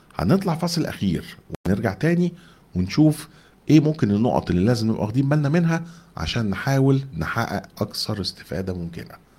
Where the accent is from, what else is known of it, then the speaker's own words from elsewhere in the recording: Egypt; احنا كمصريين